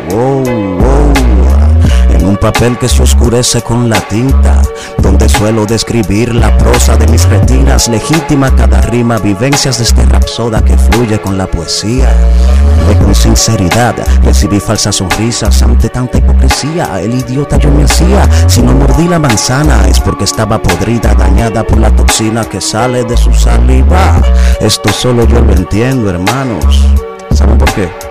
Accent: Dominican Republic; Aquí vivimos en un país clasista

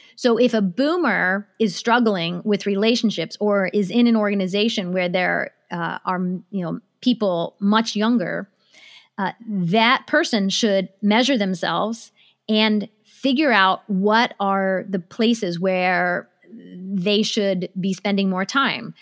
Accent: United States; also born or lived in Japan; I was born in Japan, but I grew up in America

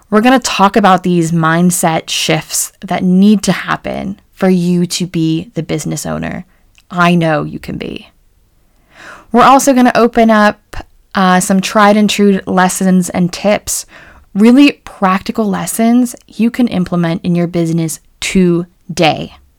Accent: rural Pennsylvania, United States; an American who grew up in rural Pennsylvania

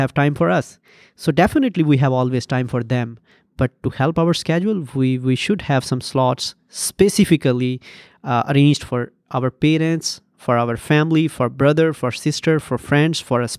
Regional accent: Pakistan; moved away as an adult; now in Detroit, United States; I'm from Pakistan, and I'm a Fulbright PhD scholar at Wayne State University in Detroit, Michigan

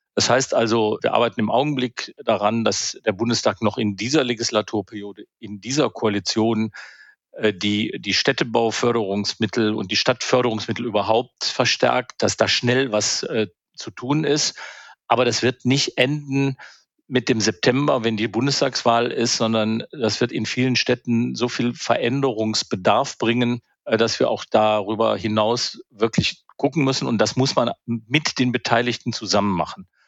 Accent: Alt and Helau area, North Rhine-Westphalia, Germany; now in Berlin, Germany; ich bin ja im Alt- und Helau-Raum aufgewachsen und dann in den äh, Kölsch- und Alav-Raum gezogen

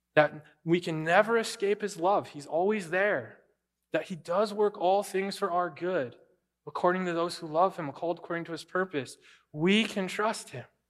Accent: United States

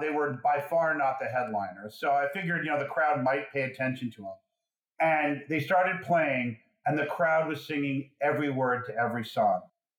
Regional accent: New York, United States; I grew up in New York

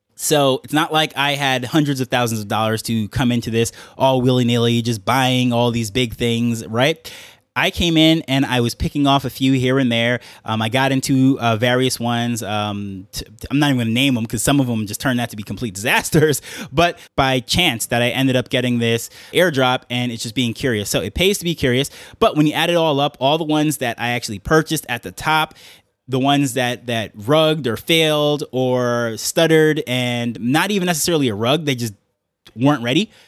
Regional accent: New York, United States; accent: New York; now in Jamaica; my New York accent living in Jamaica

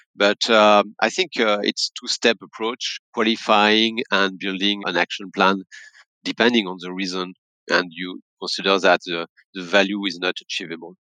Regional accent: France; accent: French; English is a second language; also born or lived in Paris; my accent will tell you that I'm French, based in Paris

